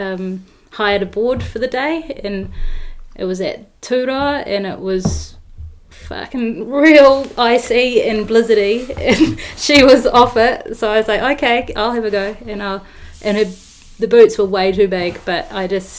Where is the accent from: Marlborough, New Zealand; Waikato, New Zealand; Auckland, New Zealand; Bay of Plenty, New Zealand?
Auckland, New Zealand; moved away; also born or lived in Wanaka; I grew up in Auckland on the North Shore